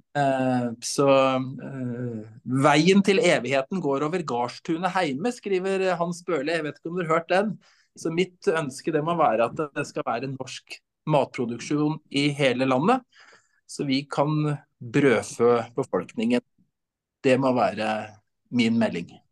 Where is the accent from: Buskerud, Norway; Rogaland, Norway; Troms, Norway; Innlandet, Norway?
Innlandet, Norway; Brumunddal; also born or lived in Vestfold; Jeg vokste opp i Brumunddal